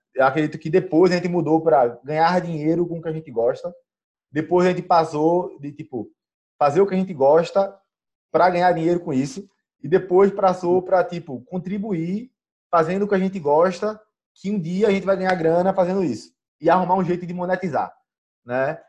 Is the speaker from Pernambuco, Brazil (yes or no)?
yes; Pernambuco, Brazil; a primeira vez que eu saí de Pernambuco